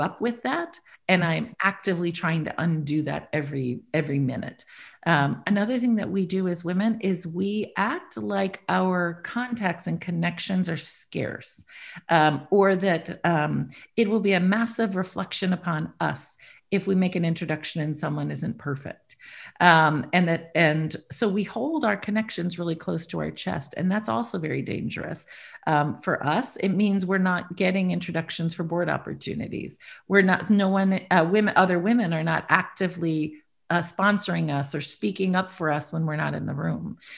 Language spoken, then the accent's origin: English; Iowa, United States; I grew up in Iowa, white person, lovely, good education, uh, very little diversity.